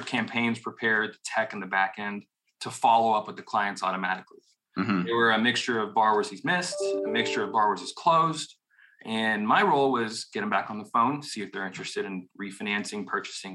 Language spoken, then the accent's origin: English; Dallas, Texas, United States; also born or lived in Austin, Texas; born and raised in Dallas, Texas